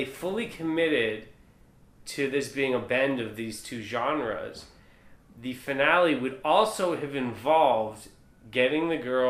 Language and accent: English; New York City, New York, United States; two New Yorkers on this podcast